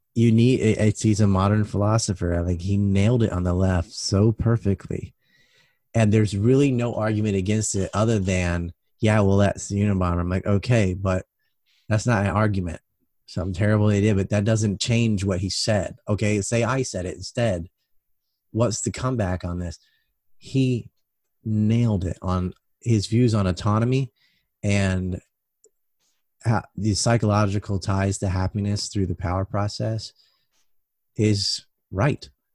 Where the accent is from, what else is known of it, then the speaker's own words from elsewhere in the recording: United States; I'm an American